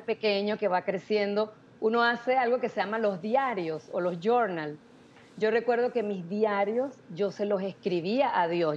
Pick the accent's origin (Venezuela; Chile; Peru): Venezuela; San Cristóbal, Táchira; moved away as an adult; also born or lived in Táriba, Venezuela; now in Miami, United States; yo soy venezolana, soy de San Cristóbal, estado Táchira. Em, me vine para Miami hace 19 años ya, pero nací en ese pueblito